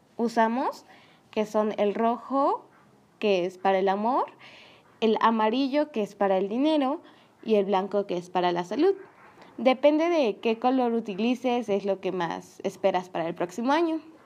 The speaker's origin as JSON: {"language": "Spanish", "town": "San Andrés Cholula", "region": "Puebla", "country": "Mexico", "said": "mi pueblo"}